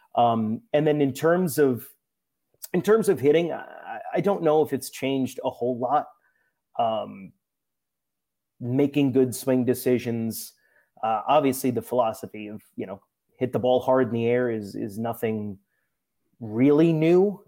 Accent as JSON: {"language": "English", "region": "New Jersey", "country": "United States", "said": "someone from New Jersey"}